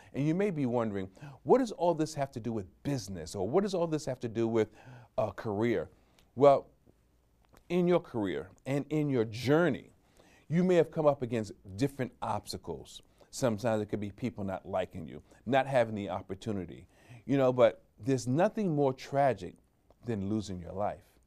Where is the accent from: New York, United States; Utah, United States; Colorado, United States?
New York, United States; I'm a New Yorker